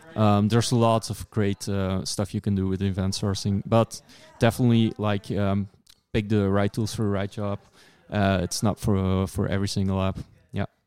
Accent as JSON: {"language": "English", "country": "Belgium", "said": "I'm from Belgium."}